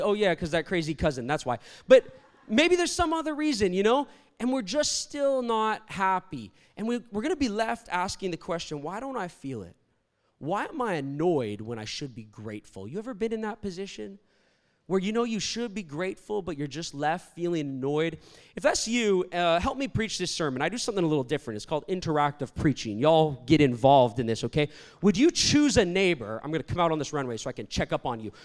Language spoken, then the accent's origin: English; Toronto, Ontario, Canada; moved away as an adult; also born or lived in Virginia, United States; I'm Canadian, I'm from Toronto, but I went to school in Virginia, a university called Liberty University